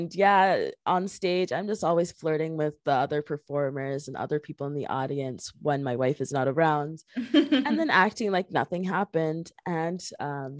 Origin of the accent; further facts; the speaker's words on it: Jamaica; I'm Jamaican and I've always been around Jamaican culture my whole life, all my uncles